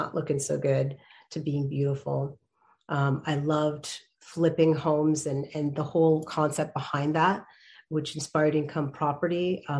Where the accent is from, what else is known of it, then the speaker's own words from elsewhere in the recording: Canada; I was born in Canada and I started my interest in production over there